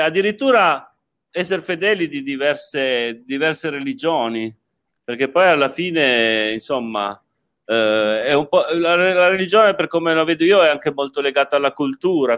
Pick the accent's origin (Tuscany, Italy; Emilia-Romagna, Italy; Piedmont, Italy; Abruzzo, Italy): Piedmont, Italy; Turin; io sono torinese di origine